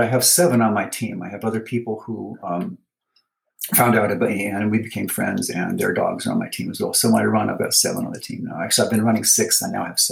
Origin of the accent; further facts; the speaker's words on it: California, United States; moved away as an adult; also born or lived in Hawaii; now in Utah, United States; I'm from California originally, and I spent a lot of time at the beach as a kid.